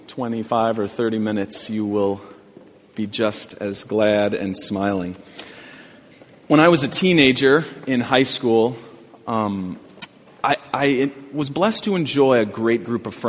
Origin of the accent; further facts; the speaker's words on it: Glenview, Illinois, United States; where I grew up in Glenview